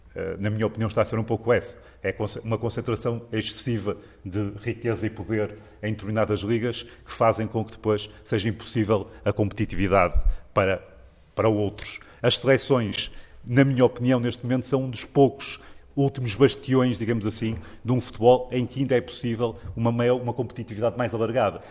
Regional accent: Porto, Norte, Portugal; now in Guimarães, Portugal; nasci no Porto, sempre vivi no Porto, eh, e agora estou a viver em Guimarães

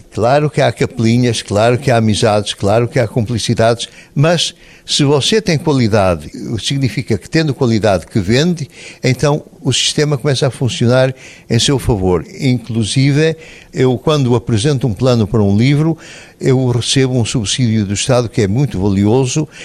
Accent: Portugal; moved away as an adult; now in Netherlands; eu sou português, eu sou um escritor que escreve em português

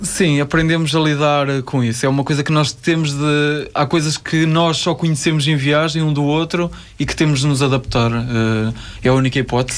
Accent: Ovar, Aveiro District, Portugal; Ovar é a minha terra

